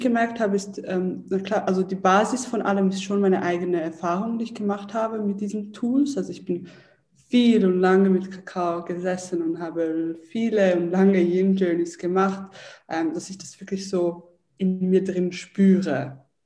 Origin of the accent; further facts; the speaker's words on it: Zurich, Switzerland; ich bin in Zürich aufgewachsen